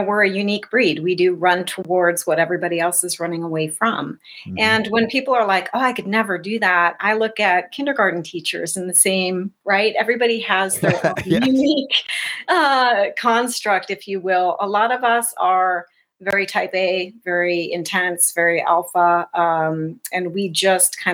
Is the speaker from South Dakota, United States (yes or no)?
yes; South Dakota, United States; I was raised in South Dakota in the middle of nowhere, pre-internet